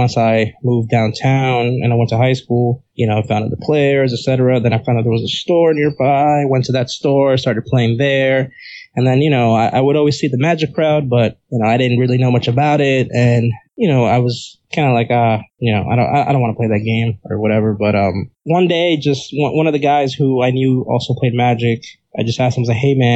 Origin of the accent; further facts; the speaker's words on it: New York City, New York, United States; I grew up in Uptown Manhattan, area called Inwood